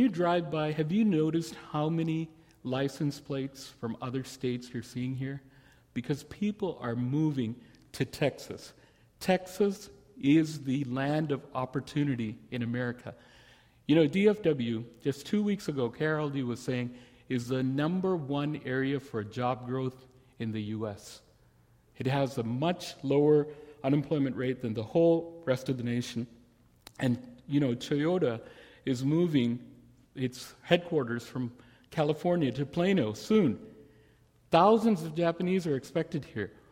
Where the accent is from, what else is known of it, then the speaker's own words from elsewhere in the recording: India; now in Dallas, United States; me as an Indian